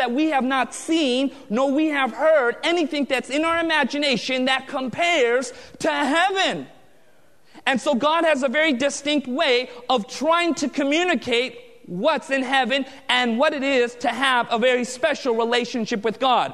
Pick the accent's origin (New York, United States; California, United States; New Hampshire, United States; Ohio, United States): California, United States; Southern; I was born and raised in Southern California